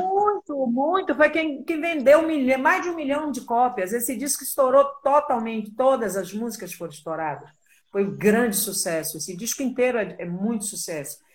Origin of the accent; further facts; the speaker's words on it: Salvador, Bahia, Brazil; eu amo a minha terra, a Bahia